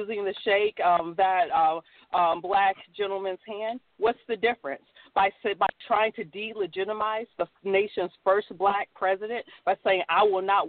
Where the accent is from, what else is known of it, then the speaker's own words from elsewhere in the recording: Nebraska, United States; I was raised in Nebraska, where I had white neighbors